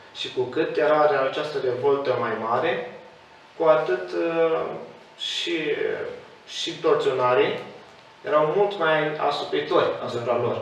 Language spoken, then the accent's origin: Romanian; Hârlău, Iași County, Romania; în orașul uh, natal, de unde sunt eu, Hârlău